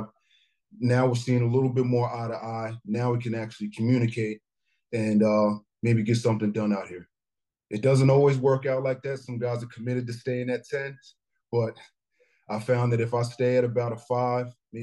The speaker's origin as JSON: {"language": "English", "town": "Plainfield", "region": "New Jersey", "country": "United States", "tie": "born or raised there", "said": "Plainfield, my hometown"}